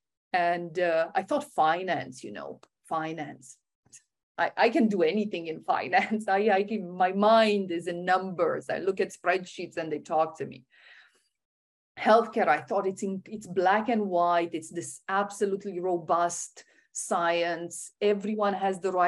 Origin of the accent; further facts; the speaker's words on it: Romania; I was born in Romania